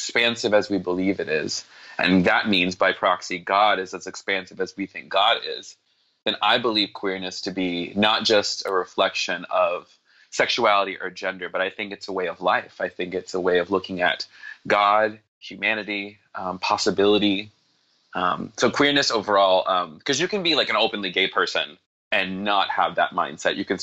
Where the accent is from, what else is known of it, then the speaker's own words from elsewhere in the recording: the South, United States; also born or lived in Atlanta, Georgia; I was born in the South, and so being born in the South means that you... even if you weren't evangelical yourself, you were exposed to evangelicalism.